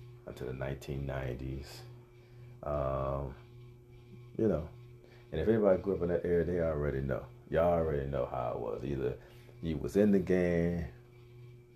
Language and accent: English; Cleveland, Ohio, United States; I was born and raised in Cleveland, Ohio